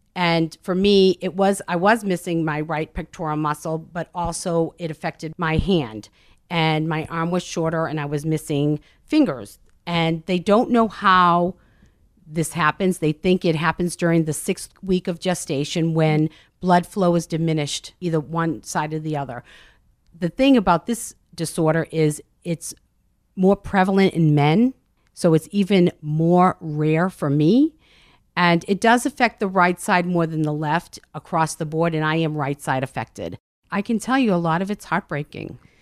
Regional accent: Medford, Massachusetts, United States; Medford, Massachusetts, just north of Boston. I grew up in a very Italian neighborhood

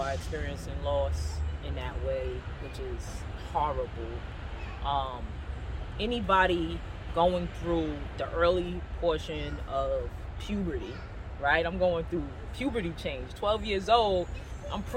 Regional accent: New York City, New York, United States; I'm from Castle Hill Projects, and to be from the hood

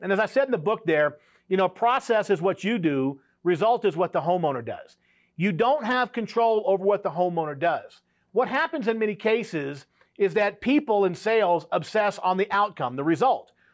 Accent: South Louisiana, United States; I grew up in South Louisiana

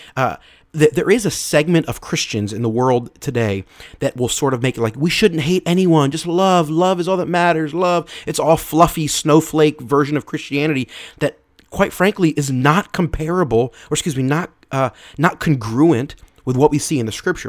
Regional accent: Philadelphia, Pennsylvania, United States; I'm from Philadelphia, so uh, being a football fan, I'm a fan of the Philadelphia Eagles.

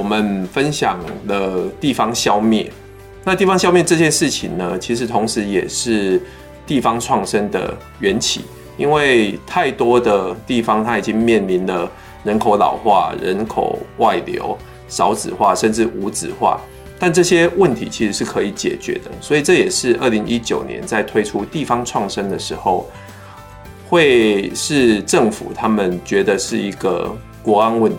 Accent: Pingtung County, Taiwan; 因为我跟阿明都是在屏东长大的，那我们对田里的这种童玩其实是非常有回忆的

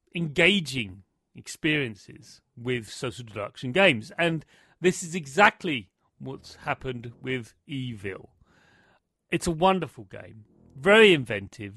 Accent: United Kingdom; I'm British

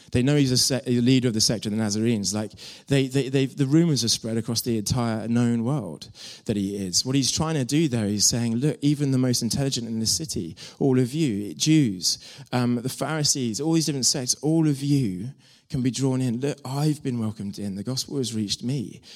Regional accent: Devon, South West England, United Kingdom; moved away as an adult; I'm from Devon

